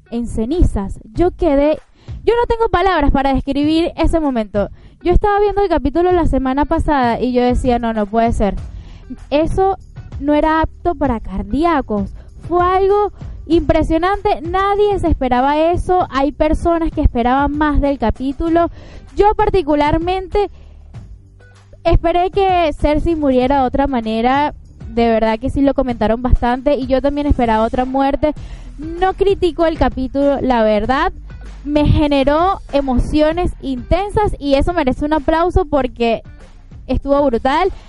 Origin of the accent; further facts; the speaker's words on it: Venezuela; todos aquí somos venezolanos